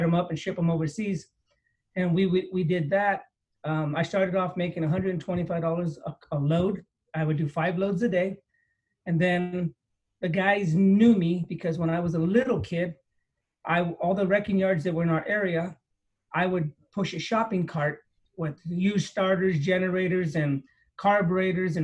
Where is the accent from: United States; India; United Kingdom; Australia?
United States; San Jose, California; I grew up here in San Jose